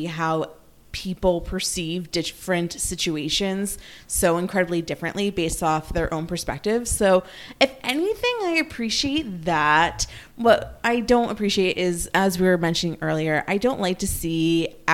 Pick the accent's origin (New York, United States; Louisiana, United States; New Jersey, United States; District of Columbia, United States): New Jersey, United States; also born or lived in Long Island; I have lived in New Jersey most of my life.